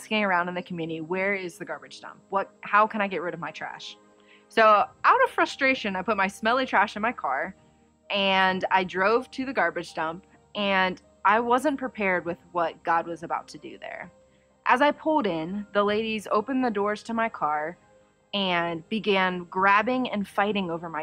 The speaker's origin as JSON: {"language": "English", "town": "Dayton", "region": "Ohio", "country": "United States", "tie": "born or raised there", "said": "I was born and raised in Dayton, Ohio."}